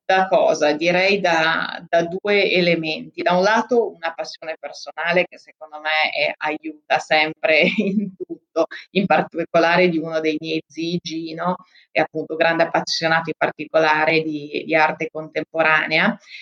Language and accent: Italian; Trentino-Alto Adige, Italy; moved away as an adult; also born or lived in Africa; io sono molto legata anche alla mia terra, al Trentino